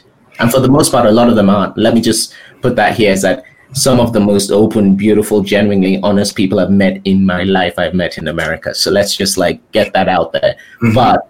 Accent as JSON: {"language": "English", "country": "Nigeria", "also_born_or_lived": "England", "lives_now": "United States", "said": "I come from Nigeria, and then you go from Nigeria to England with its weird thing, but I'm sort of in this elite place in England."}